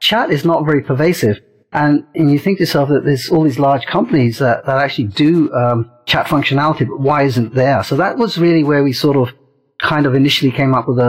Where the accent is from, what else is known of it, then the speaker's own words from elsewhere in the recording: London, United Kingdom; also born or lived in India / Portsmouth / Brighton / Silicon Valley; now in United States; I was born in India, and at the age of three, my father, who worked for Air India, got transferred to London. So I ended up doing all my education in England. I grew up close to Heathrow Airport